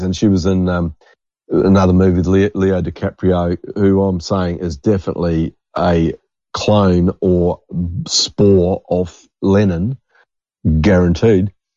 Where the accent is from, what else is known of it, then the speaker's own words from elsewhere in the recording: New Zealand; moved away; growing up in New Zealand